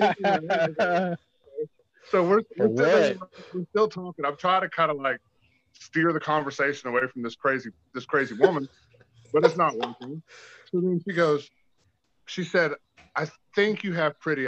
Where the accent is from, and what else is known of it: Tampa, Florida, United States